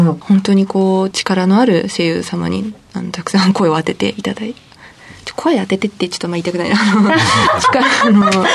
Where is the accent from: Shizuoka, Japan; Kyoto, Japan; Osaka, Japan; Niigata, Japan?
Shizuoka, Japan; Shimizu; 静岡県清水市です